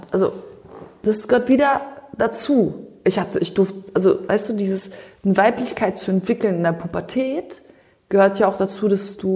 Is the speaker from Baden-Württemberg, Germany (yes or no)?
no; Berlin, Germany; now in Tampa, United States; ich komme aus Multikulti Berlin. Bei mir gibt es alles, von Türke bis äh, Kodin bis Schwarz, Weiß, Gelb, Grün.